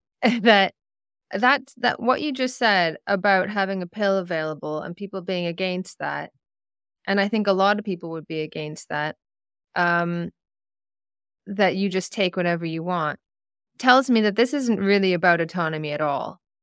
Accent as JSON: {"language": "English", "country": "Canada", "said": "being a Canadian"}